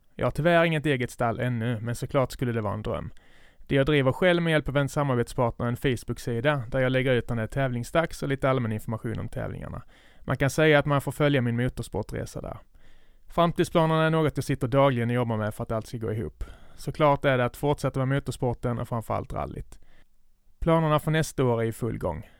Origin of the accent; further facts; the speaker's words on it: Skåne, Sweden; accent: Scanian; min skånska stämma